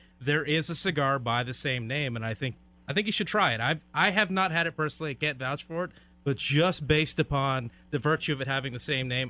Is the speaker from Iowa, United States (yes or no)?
no; Oregon, United States; I am from Oregon. It's Willamette.